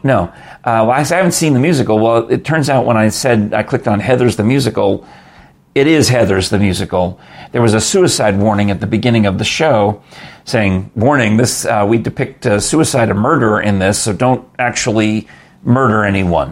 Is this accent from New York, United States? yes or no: yes; New York City, New York, United States; I grew up in New York, and my father and my mother would go to Broadway in those days